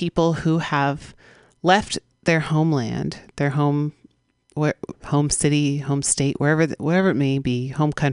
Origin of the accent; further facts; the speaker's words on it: San Francisco, California, United States; We broadcast live from the Mission District of San Francisco, my hometown